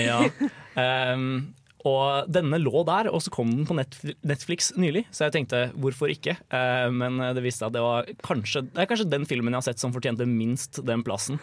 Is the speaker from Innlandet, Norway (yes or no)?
yes; Lillehammer, Innlandet, Norway; jeg kommer fra Lillehammer